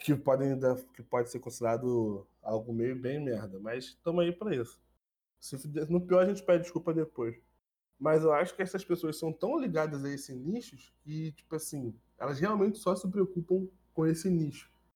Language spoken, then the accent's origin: Portuguese; Rio de Janeiro, Brazil; eu era de Bangu